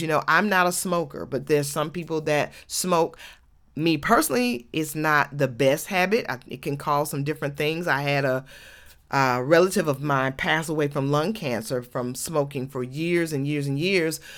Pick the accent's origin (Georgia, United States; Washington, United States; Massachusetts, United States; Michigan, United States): Georgia, United States